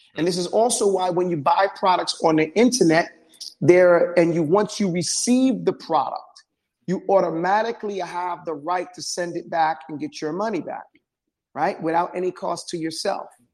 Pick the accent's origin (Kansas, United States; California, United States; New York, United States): New York, United States; New York City; I grew up in New York City